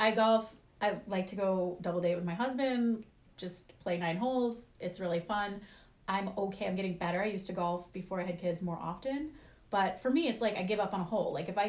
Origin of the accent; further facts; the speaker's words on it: New Jersey, United States; moved away; also born or lived in New York / Philadelphia; I'm from Jersey. Like, yeah. I'm from Jersey, New York, Philly.